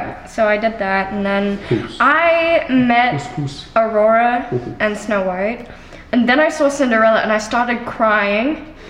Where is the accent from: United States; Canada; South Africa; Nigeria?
South Africa; first language Afrikaans; English is a second language; moved away; I was born in South Africa.